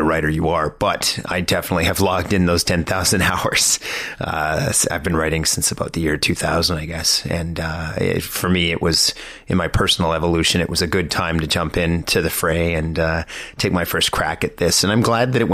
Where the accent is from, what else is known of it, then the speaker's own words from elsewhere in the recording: Sudbury, Ontario, Canada; now in Toronto, Canada; I grew up in Canada, I grew up in Sudbury, and I've lived in Toronto since 99